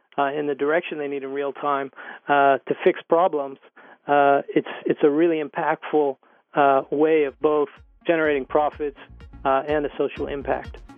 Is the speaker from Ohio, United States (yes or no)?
yes; Youngstown, Ohio, United States; I, am born and raised in Ohio, in Youngstown, Ohio, in the Rust Belt